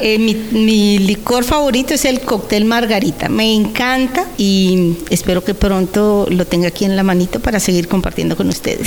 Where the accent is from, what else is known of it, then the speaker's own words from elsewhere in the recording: Colombia; moved away as an adult; now in El Salvador; llevo en El Salvador 21 años, soy colombiana, llegué con una entidad internacional a trabajar